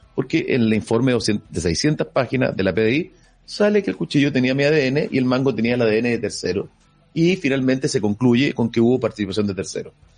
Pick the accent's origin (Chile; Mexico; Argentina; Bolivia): Chile; soy chileno, eh, quiero mi país